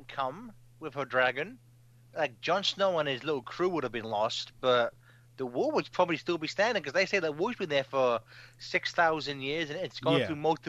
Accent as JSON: {"language": "English", "region": "England", "country": "United Kingdom", "said": "I can say this as an Englishman"}